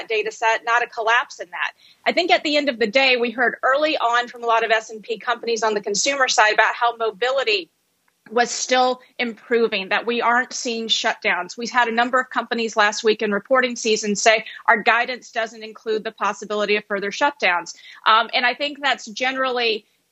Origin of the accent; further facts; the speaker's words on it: Alabama, United States; moved away; I am from the South. I grew up in Alabama